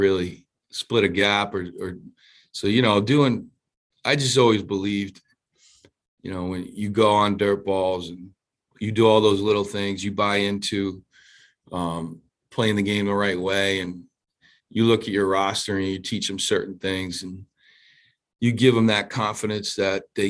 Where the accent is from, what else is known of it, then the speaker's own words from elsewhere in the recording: Providence, Rhode Island, United States; I grew up near Federal Hill in Providence, Rhode Island